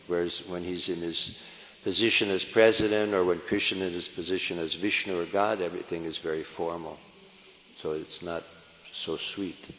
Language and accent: English; San Francisco, California, United States; I'm from San Francisco